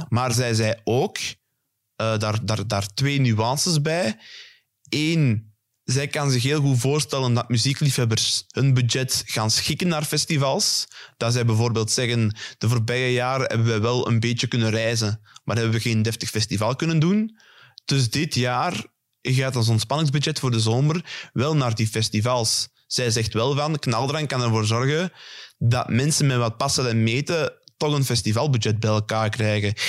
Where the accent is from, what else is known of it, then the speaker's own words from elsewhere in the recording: Belgium; wij Belgen